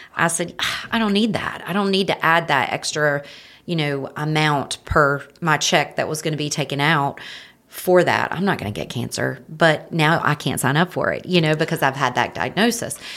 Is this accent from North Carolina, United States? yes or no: yes; Marion, North Carolina, United States; now in Hickory, United States; I'm from Marion, North Carolina.